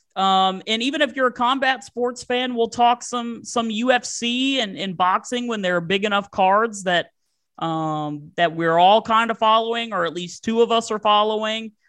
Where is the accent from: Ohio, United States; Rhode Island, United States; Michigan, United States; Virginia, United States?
Virginia, United States; I am from Virginia. I've lived here my entire life.